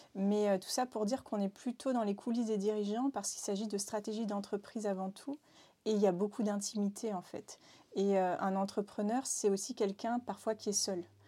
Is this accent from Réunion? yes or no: yes; Réunion; now in Nantes, France; je viens de l'île de la Réunion